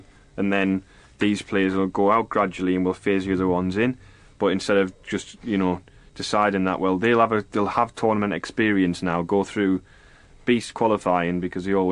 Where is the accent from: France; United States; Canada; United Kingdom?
United Kingdom; England; I'm English